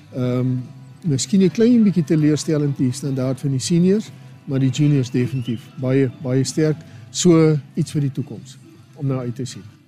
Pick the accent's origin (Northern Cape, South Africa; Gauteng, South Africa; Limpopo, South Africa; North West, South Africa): Northern Cape, South Africa; Garies / Namaqualand; ek kom van Grobbelhoop af daar in Namakwaland